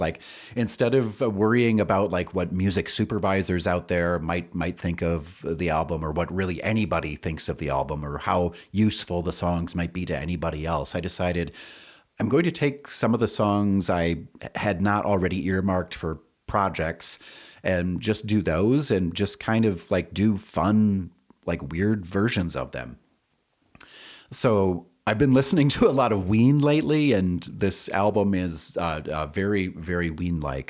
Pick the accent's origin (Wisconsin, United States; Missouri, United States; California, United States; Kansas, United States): Wisconsin, United States; moved away as an adult; also born or lived in Madison, Wisconsin / Rio Rancho, New Mexico; now in Albuquerque, United States; I'm originally from Wisconsin